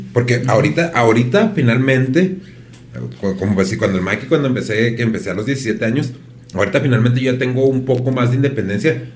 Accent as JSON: {"language": "Spanish", "country": "Mexico", "said": "como mexicanos"}